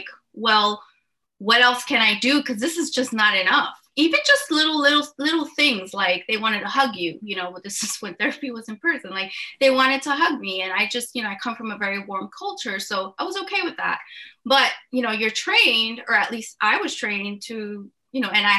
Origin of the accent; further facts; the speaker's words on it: New York City, New York, United States; moved away as an adult; now in New Jersey, United States; I actually grew up in New York City in Uptown Manhattan